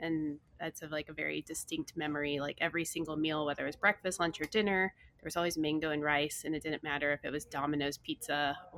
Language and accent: English; Texas, United States; I grew up in Texas